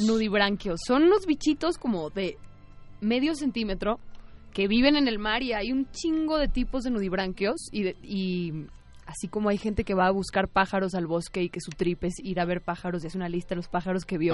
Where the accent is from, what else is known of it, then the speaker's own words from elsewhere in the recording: Guadalajara, Jalisco, Mexico; Lito y yo somos de Guadalajara